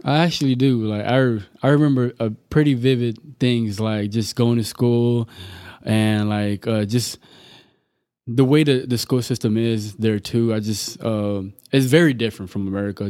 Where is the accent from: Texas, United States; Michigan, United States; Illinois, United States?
Texas, United States; Amarillo; English is a second language; also born or lived in Tanzania / Dallas, Texas; I was born in Tanzania, Africa, uh, raised here in Amarillo, Texas